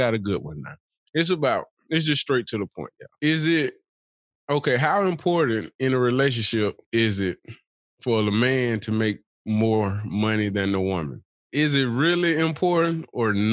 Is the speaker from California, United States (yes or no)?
no; Birmingham, Alabama, United States; from Birmingham